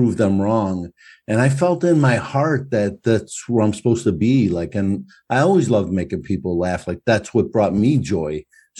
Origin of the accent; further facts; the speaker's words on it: United States; also born or lived in Brooklyn, New York / Chicago, Illinois; I lived in Brooklyn. I grew up in between there and Chicago